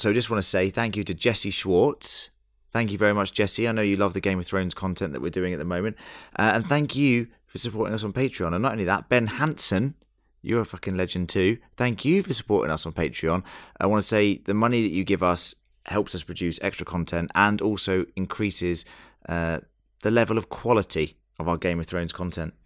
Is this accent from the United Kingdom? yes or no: yes; United Kingdom; I'm not Australian, I'm very British